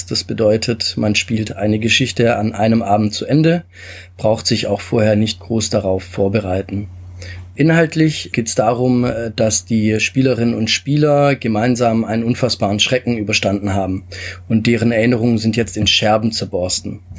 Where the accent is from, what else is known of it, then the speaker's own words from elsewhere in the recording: Stuttgart, Baden-Württemberg, Germany; also born or lived in Italy; ähm, lebe und bin aufgewachsen in Stuttgart und Umgebung, komme ursprünglich aus Italien